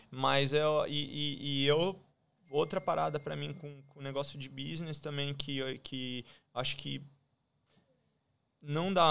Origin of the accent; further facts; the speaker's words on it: São Paulo, Brazil; moved away as an adult; Eu saí de São Paulo, eu saí do Brasil muito por causa